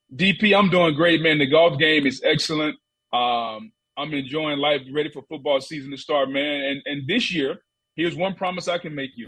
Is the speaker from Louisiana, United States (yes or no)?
yes; Louisiana, United States; accent: not really Southern and not really Cajun; I'm a country boy from Louisiana, so my accent is really kind of uh, not really Southern and not really Cajun